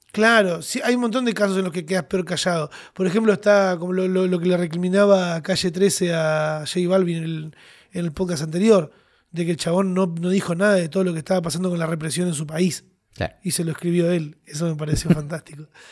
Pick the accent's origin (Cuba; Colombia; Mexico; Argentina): Argentina; Los argentinos somos gente con pasión